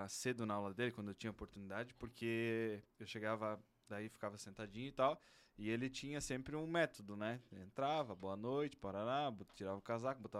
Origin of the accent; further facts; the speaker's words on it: São Francisco do Sul, Santa Catarina, Brazil; Porra, mas eu vim lá de São Chico, né, cara?